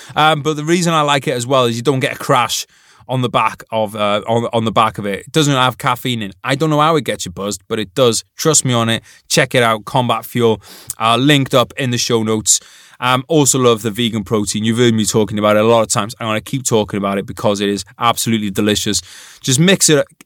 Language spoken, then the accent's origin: English; United Kingdom; as a British person